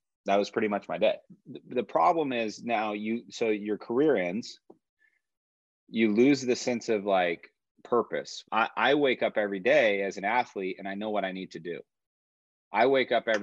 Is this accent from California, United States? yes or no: yes; Yorba Linda, California, United States; moved away as an adult; also born or lived in Puerto Rico / Chile; I grew up in Yorba Linda in Orange County